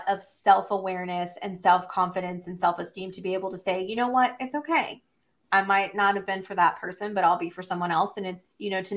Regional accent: Texas, United States; growing up in Texas

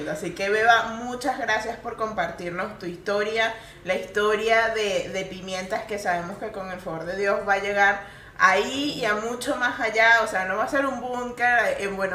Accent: Venezuela; No, no. Yo soy venezolana.

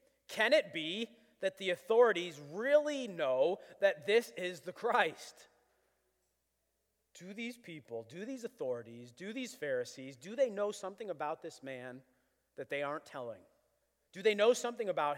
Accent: Buffalo, New York, United States; I was born in Buffalo

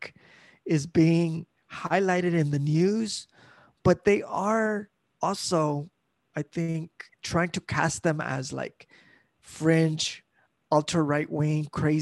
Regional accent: Southern California, United States; my own experience growing up in Southern California

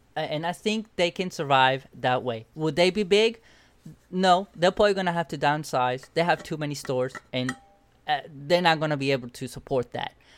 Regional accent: Cuba; moved away; I grew up in Cuba

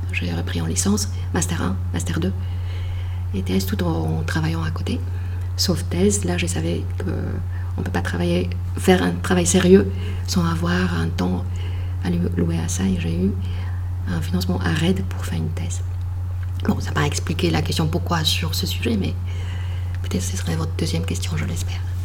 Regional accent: Poland; French is a second language; moved away as an adult; now in France; je suis née en Pologne

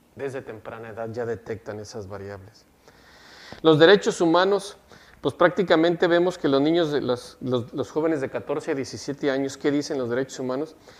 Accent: Mexico; now in Monterrey, Mexico; Como buen este, mexicano

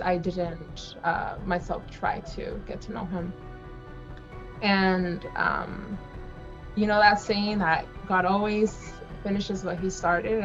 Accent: Central Coast, California, United States; I'm from the Central Coast

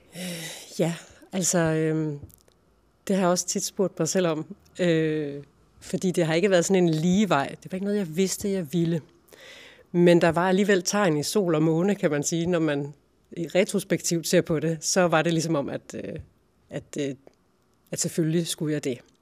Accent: Funder, Central Denmark Region, Denmark; moved away as an adult; also born or lived in Silkeborg / Berlin / Karlebo; Jeg er født i Funder, uden for Silkeborg, øh, i 1978. Og øh, gik i skole, i Funder skole

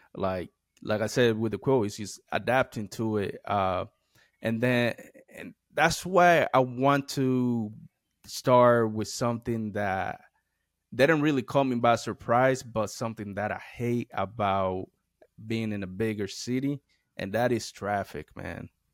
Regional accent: United States; moved away; growing up in the Eastern Shore, we have a lot of trees

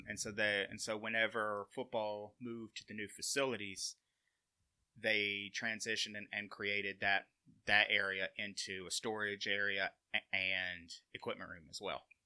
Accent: Sumiton, Alabama, United States; I'm originally from Summiton, Alabama

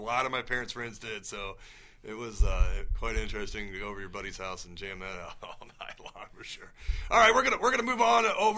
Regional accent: United States; I'm American

